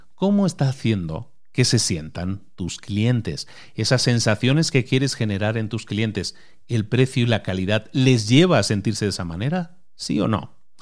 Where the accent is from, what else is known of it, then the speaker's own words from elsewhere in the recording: A Coruña, Galicia, Spain; yo nací en Galicia y, Zara nació en Galicia también, nació en la misma provincia que yo, nací en La Coruña